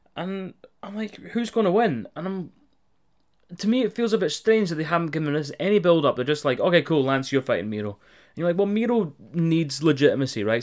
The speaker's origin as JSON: {"language": "English", "country": "United Kingdom", "said": "on this side of the pond"}